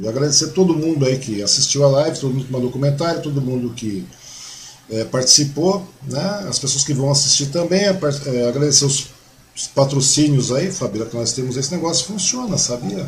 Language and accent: Portuguese; Mogi das Cruzes, São Paulo, Brazil; now in Suzano, Brazil; eu nasci em Mogi